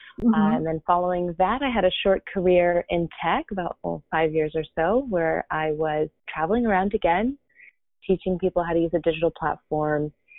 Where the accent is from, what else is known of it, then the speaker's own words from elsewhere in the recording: California, United States; now in Miami, United States; So I came from California to Miami about 9 years ago. This is where I live and work from mainly.